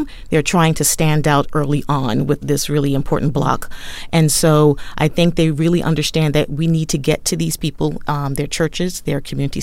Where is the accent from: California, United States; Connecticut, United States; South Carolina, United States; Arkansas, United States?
South Carolina, United States; Berkeley County; I'm from South Carolina. I grew up in a rural part of Berkeley County